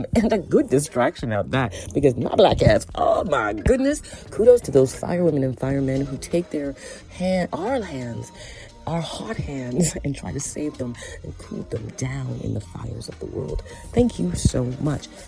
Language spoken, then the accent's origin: English; Scarborough, Ontario, Canada; when I was younger, back in my home, um, in uh, my childhood home, Scarborough, Ontario, Canada. I grew up in Jamaican roots